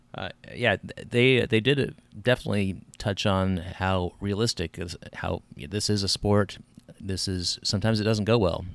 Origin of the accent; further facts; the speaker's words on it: United States; I'm an American